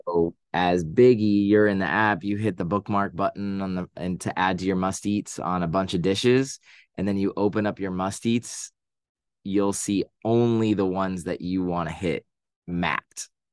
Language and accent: English; Boston, Massachusetts, United States; now in New York City, United States; I am from Boston.